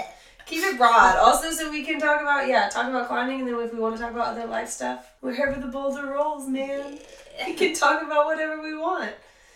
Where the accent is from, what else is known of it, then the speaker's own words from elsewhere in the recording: Lakeland, Florida, United States; now in Atlanta, United States; So I'm from Lakeland, Florida. I moved to the Atlanta area in 2011, and I've been here since.